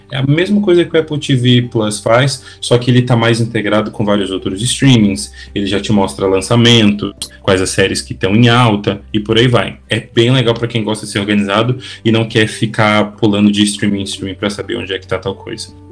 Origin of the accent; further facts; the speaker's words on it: interior of Minas Gerais, Brazil; eu sou do interior de Minas